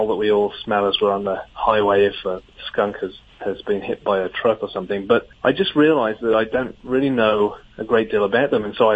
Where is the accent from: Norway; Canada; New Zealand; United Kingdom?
United Kingdom; England; moved away as an adult; now in Grand Rapids, United States; growing up in England, I didn't, we don't have skunks there